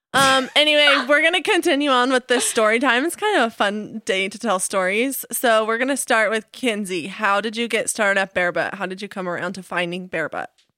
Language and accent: English; Las Vegas, Nevada, United States; now in Utah, United States; I'm a total city girl. I grew up in Las Vegas. But since I moved to Utah